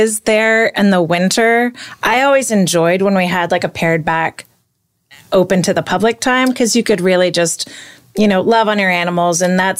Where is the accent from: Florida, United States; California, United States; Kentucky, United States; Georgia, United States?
Florida, United States; also born or lived in Long Island, New York; So, I grew up in Florida